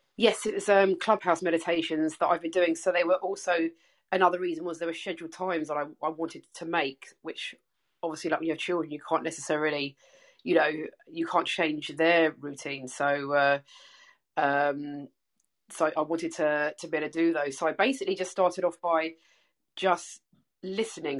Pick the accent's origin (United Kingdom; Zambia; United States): United Kingdom; England; now in Melbourne, Australia; I'm English, uh, as you can tell by my accent, but I'm I'm living in Melbourne, Australia